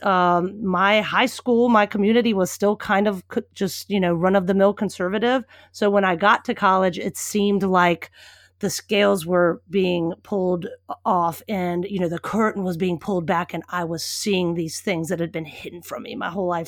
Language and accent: English; Richmond, Virginia, United States; moved away; I grew up in Richmond, Virginia